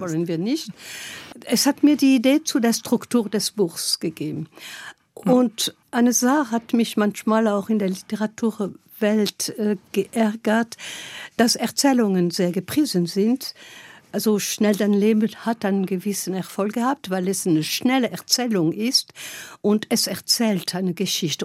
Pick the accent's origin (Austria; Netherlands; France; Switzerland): France; Gap, Provence-Alpes-Côte d'Azur; German is a second language; moved away as an adult; also born or lived in Lyon; now in Germany; ich komme aus Gap in Frankreich